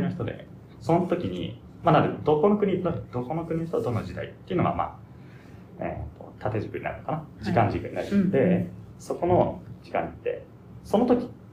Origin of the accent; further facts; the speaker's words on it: Japan; also born or lived in United States; 生まれは アメリカなんですけど、はい、でそこから5歳ぐらいまで日本にいてでそこからずっと日本に住みして、うん、もうほぼ日本人ですけど